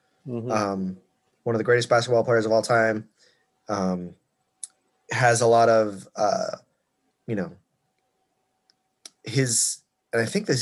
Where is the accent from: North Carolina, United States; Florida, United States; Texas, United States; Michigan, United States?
Florida, United States; So my home state.